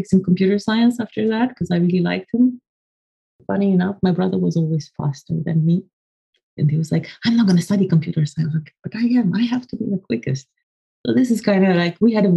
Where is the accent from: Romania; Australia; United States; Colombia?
Romania; I come from Romania. I was born in 83 and to a family of nerds.